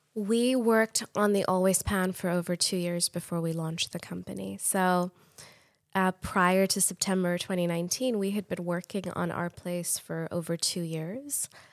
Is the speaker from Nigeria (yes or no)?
no; Pakistan; moved away as an adult; now in United States; I grew up in Pakistan